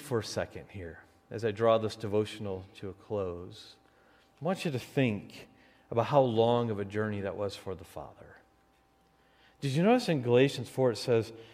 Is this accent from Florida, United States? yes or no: no; Detroit, Michigan, United States; moved away as an adult; now in Wisconsin, United States; I was going back to Detroit for Thanksgiving break